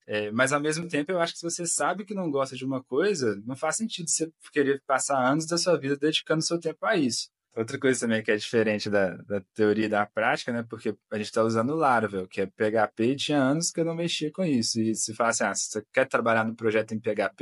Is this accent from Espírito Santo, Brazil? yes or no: no; Belo Horizonte, Minas Gerais, Brazil; sou de Belo Horizonte, Minas Gerais